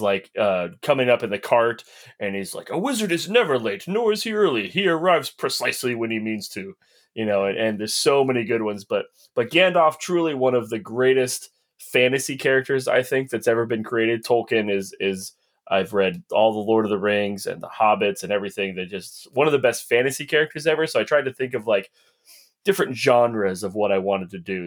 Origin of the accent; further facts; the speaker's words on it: Houston, Texas, United States; I was born in Houston